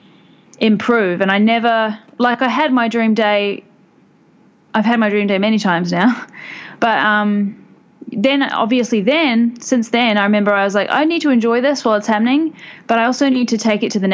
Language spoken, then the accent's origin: English; New Zealand; moved away as an adult; now in Bangkok, Thailand; I come from New Zealand, which is why I sound like this